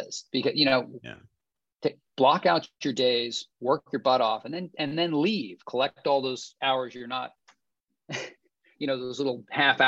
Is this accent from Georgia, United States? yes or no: yes; Augusta, Georgia, United States; it was my hometown. I was from Augusta